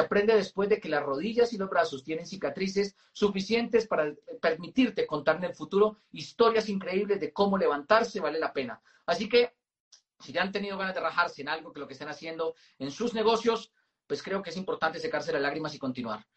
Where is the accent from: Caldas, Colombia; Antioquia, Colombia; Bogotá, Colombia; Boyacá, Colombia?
Boyacá, Colombia; Moniquirá; yo nací en Moniquirá, Boyacá